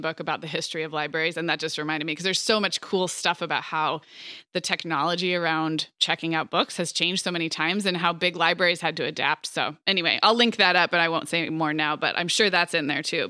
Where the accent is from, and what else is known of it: Santa Barbara, California, United States; born or raised there; moved away; also born or lived in Montecito